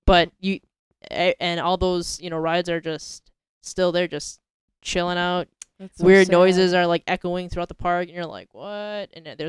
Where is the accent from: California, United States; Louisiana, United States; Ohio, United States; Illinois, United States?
Illinois, United States; Chicago; now in Los Angeles, United States; I come from a city where the trains come like every like 2 to 3 minutes. Yeah. Chicago has a great transportation system.